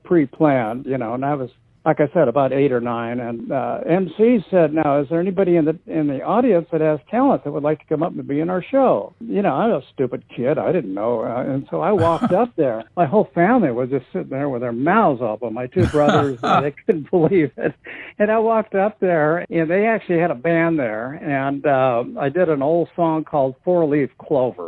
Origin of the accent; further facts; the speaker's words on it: Los Angeles, California, United States; also born or lived in Inglewood, California / Hollywood Hills / Santa Monica; I grew up in the San Fernando Valley in North Hollywood. Born in Inglewood, actually. Family moved up to the Valley when I was about 3 years old, and raised in the Valley